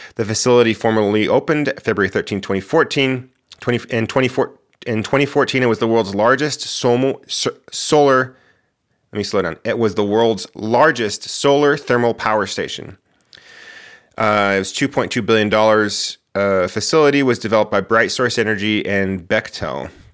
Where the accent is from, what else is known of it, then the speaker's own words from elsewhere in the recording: Moriarty, New Mexico, United States; moved away as an adult; also born or lived in Albuquerque, New Mexico; now in Portland, United States; my house where I grew up in Moriarty